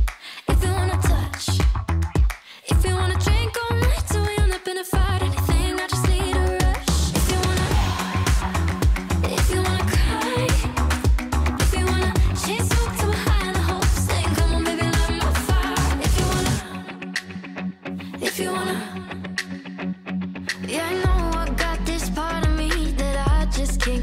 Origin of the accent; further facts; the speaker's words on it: Kamloops, British Columbia, Canada; now in Vancouver, Canada; my hometown of Kamloops